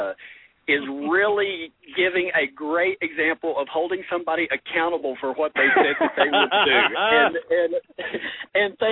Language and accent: English; Detroit, Michigan, United States; I'm Detroit born. So, you know, I'm as close to Luther Ellis as you're going to get today because I am from Detroit